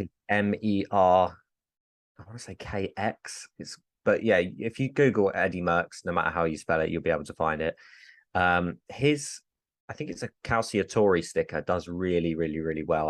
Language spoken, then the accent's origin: English; England, United Kingdom; I'm English